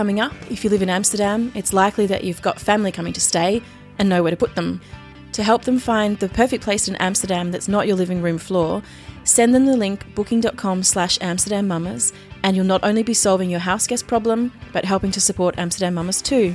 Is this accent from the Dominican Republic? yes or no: no; Australia; moved away as an adult; now in Almere, Netherlands; I'm an Australian and I've been living here in Almere, actually, for about 9 years